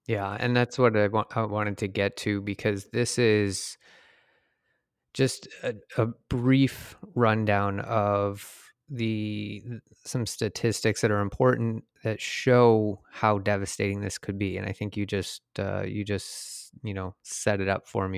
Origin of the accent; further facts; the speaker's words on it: Detroit, Michigan, United States; moved away; I'm from Detroit originally